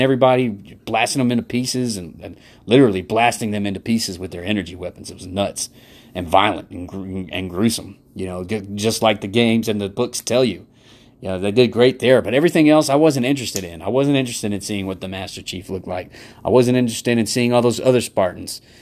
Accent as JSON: {"language": "English", "country": "United States", "said": "being American"}